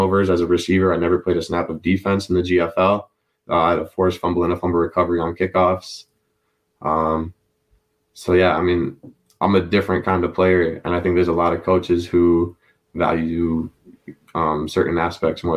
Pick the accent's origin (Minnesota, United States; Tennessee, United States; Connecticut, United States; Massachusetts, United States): Minnesota, United States; I was from Minnesota